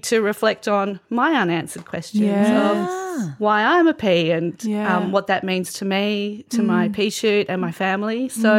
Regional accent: Australia; growing up in Australia in a certain time frame, maybe the 80s

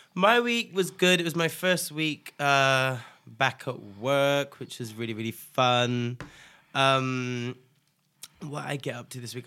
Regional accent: Nigeria; I'm Nigerian as well

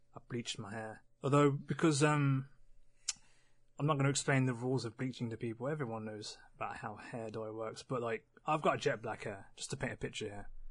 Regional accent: West Midlands, United Kingdom; we're the Midlands. We're, we're, we're kind of in the middle

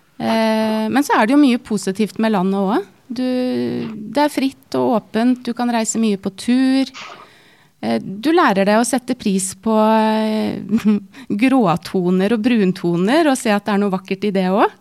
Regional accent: Norway; moved away as an adult; flytta litt rundt i Norge, og så landet vi til slutt i min hjemby

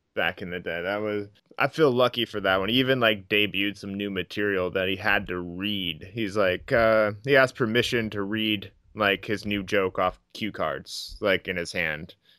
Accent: Iowa, United States; I'm from Iowa.

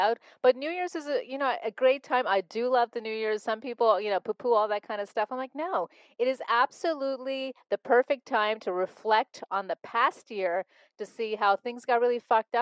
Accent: Montreal, Quebec, Canada; growing up in Montreal, Canada

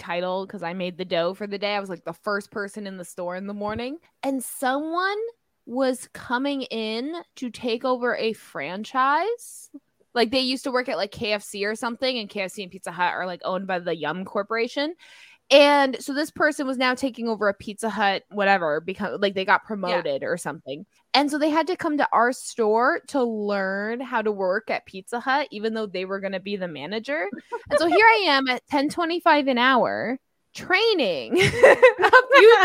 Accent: Belleville, Illinois, United States; that's my hometown

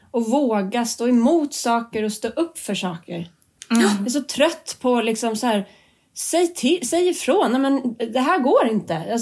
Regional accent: Gävleborg County, Sweden; born there; Och jag är född i Hälsingland så jag kan, jag kan fatta det där.

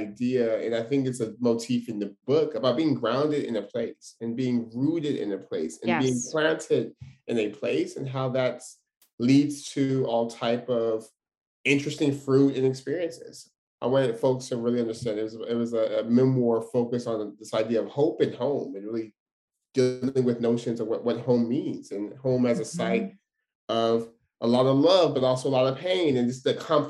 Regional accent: Stockton, California, United States; born and raised in Stockton

